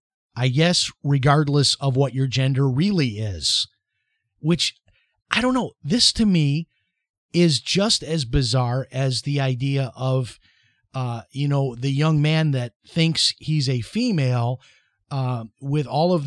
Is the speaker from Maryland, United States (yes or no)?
no; Chicago, Illinois, United States; It's like when I was growing up in Chicago, the ice cream guy would stop at my driveway.